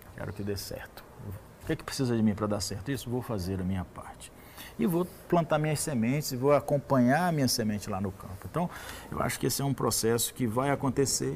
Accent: Brazil

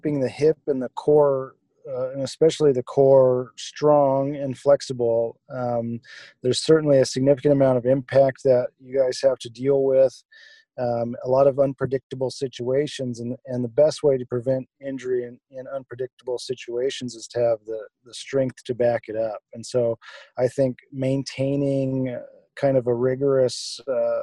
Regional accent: Wyoming, United States; moved away as an adult; also born or lived in San Diego / Seattle; I grew up in Wyoming, ended up in San Diego for medical school

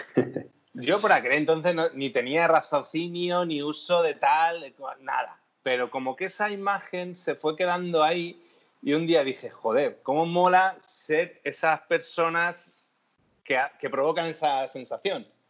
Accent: Madrid, Community of Madrid, Spain; yo siempre soy de Madrid

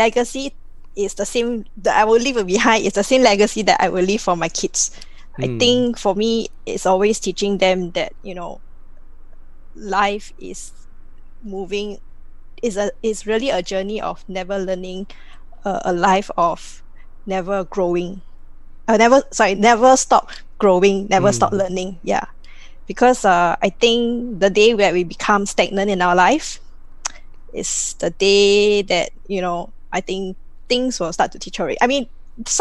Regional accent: Singapore; I'm 100% Singaporean. born and bred here

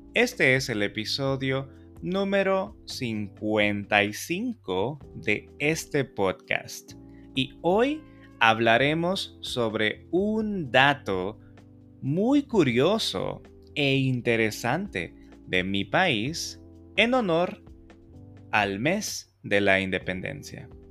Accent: El Salvador; los salvadoreños somos súper trabajadores

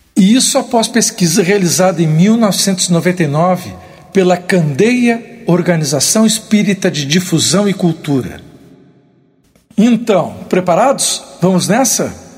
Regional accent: Porto Alegre, Rio Grande do Sul, Brazil; sou gaúcho de Porto Alegre

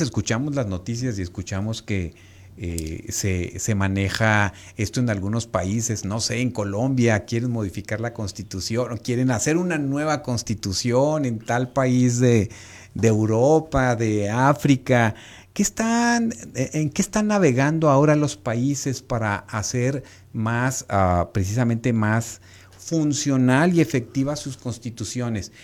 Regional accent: Mexico; nosotros como mexicanos

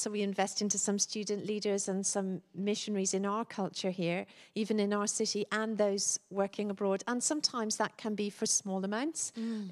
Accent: Dublin, Leinster, Ireland; moved away; me before I was a Christian, interestingly, growing up in Dublin.

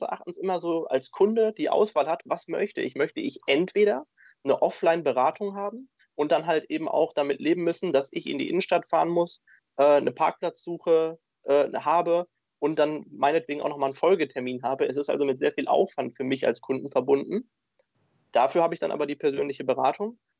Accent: Dortmund, North Rhine-Westphalia, Germany; ich bin gebürtiger Dortmunder

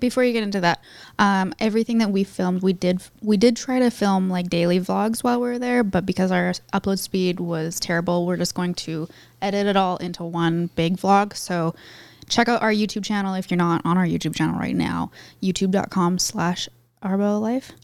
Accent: Canada

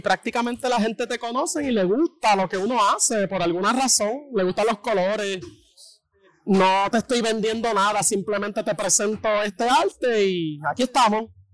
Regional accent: Bayamón, Puerto Rico; Yo soy de Bayamón

